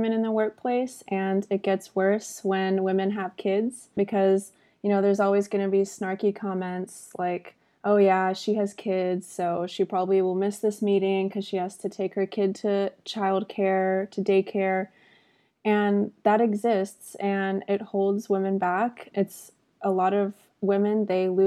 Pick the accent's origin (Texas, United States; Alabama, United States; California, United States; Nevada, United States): Texas, United States; Austin; I'm born and raised in Austin